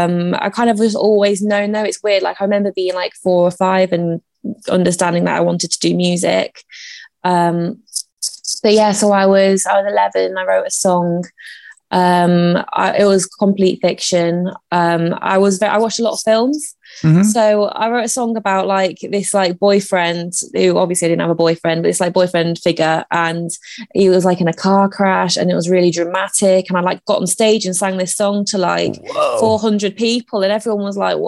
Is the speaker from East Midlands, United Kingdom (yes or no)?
yes; Derby, East Midlands, United Kingdom; also born or lived in Italy / Brussels, Belgium / St. Ives; So I was born in Derbyshire.